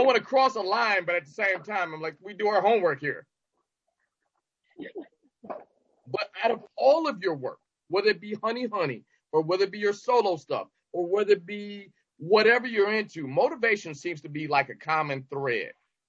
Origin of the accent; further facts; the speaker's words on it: Detroit, Michigan, United States; I rep Detroit as hard as I possibly can.